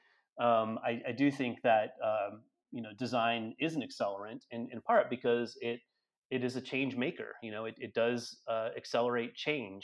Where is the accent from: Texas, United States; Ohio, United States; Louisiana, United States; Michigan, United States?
Michigan, United States; Detroit; I grew up in Metro Detroit